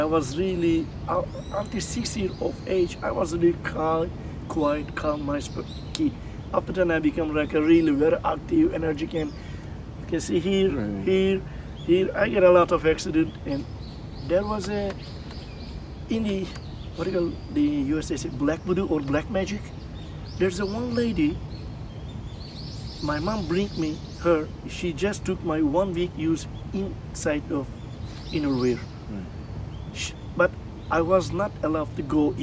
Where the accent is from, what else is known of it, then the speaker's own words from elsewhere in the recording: Tekirdağ, Turkey; English is a second language; moved away as an adult; also born or lived in Philippines; now in Japan; my hometown of Tekirdağ, which is I'm from, Tekirdağ is near the Greek